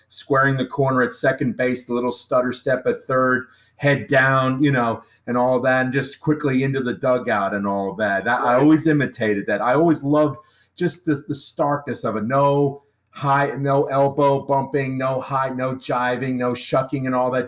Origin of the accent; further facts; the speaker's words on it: New Jersey, United States; I grew up in New Jersey